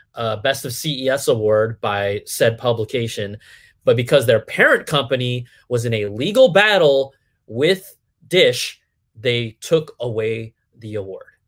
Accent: Cupertino, California, United States; I was born and raised in the Bay Area, Cupertino, the home of Apple computers, was literally my backyard

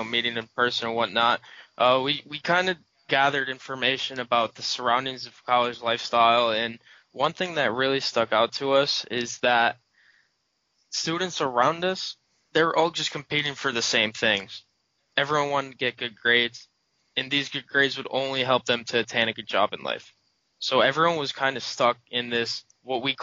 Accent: Binghamton, New York, United States; I grew up in Binghamton all my life

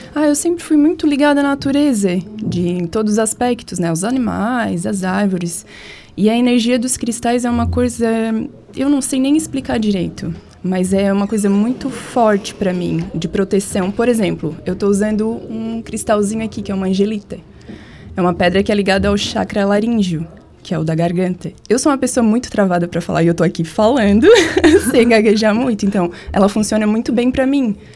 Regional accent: Tubarão, Santa Catarina, Brazil; also born or lived in Rio Grande do Sul; sou gaúcha, mas eu moro aqui desde os três anos. Então todo mundo diz que eu sou catarina.

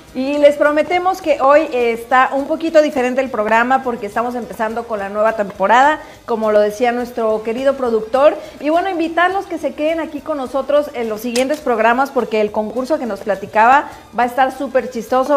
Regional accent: Orizaba, Veracruz, Mexico; Orizaba, que es de donde yo soy

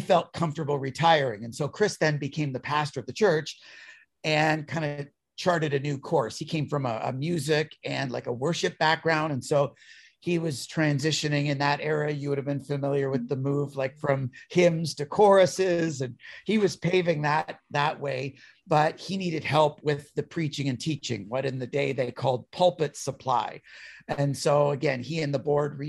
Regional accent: Niagara region, Ontario, Canada; also born or lived in Toronto; I'm born and raised in the Niagara region of Ontario, Canada, and have been kind of a Niagara kid all my life

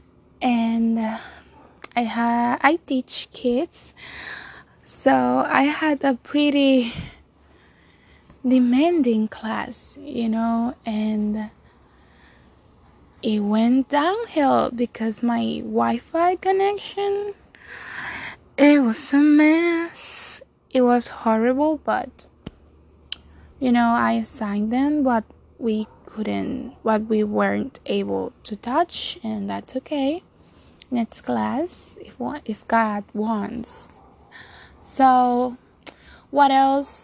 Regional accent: Dominican Republic; first language Spanish; English is a second language; I'm from Dominican Republic. Spanish is my first language, so if you are judging my accent

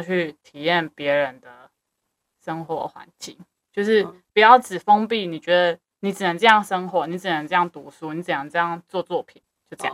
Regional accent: Kaohsiung, Taiwan; also born or lived in Chiayi; 我是高雄人，你，我绝对不会讲任何高雄的好话，因为我已经生存在那边二十年了

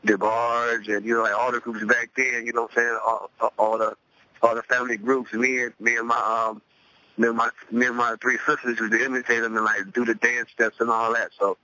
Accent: Cleveland, Ohio, United States; I grew up in Cleveland, Ohio, the east side of Cleveland, Ohio

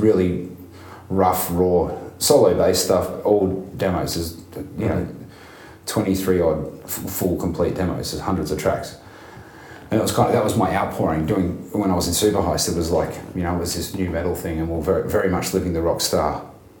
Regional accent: Melbourne, Victoria, Australia; growing up in Melbourne

